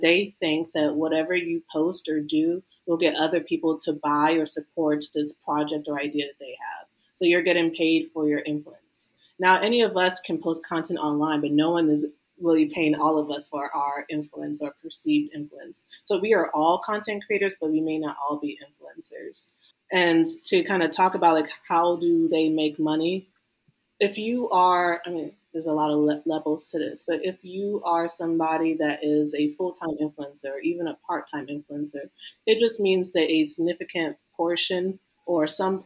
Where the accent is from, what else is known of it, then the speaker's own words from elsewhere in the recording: Maryland, United States; Me growing up in Maryland